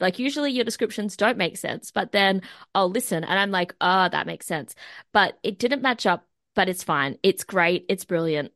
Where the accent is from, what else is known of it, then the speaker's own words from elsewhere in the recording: Australia; my hometown, the Sunny Coast, Central Coast